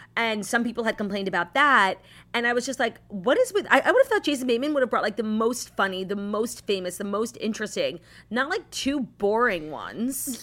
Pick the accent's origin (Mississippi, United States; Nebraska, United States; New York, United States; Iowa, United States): New York, United States; New York City; as a New Yorker, but more importantly, as a Jew